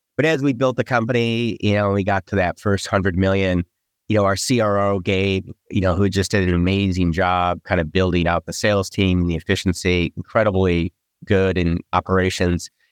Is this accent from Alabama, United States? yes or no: no; Michigan, United States; moved away as an adult; also born or lived in East Coast; I grew up in Michigan